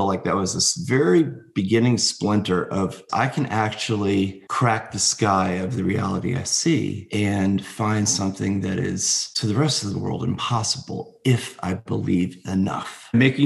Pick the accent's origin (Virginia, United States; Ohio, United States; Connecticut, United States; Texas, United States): Connecticut, United States; Bethlehem; I grew up in Connecticut in a very small town called Bethlehem, Connecticut